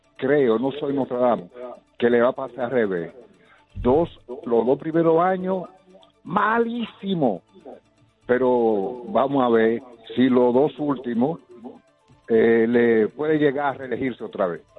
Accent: Dominican Republic; also born or lived in La Romana; soy dominicano

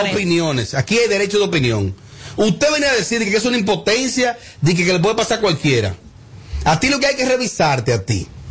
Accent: Bonao, Monseñor Nouel, Dominican Republic; mi pueblo Bonao

